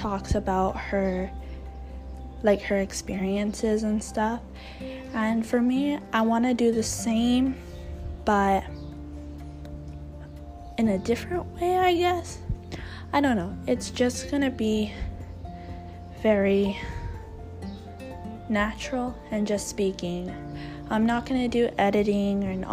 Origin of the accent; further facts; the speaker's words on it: California, United States; I grew up in California my entire life